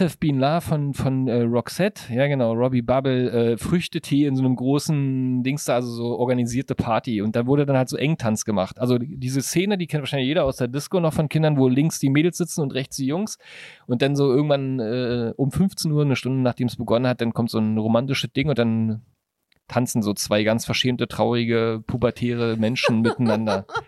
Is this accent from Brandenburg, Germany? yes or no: yes; Brandenburg, Germany; ich komme ja aus Brandenburg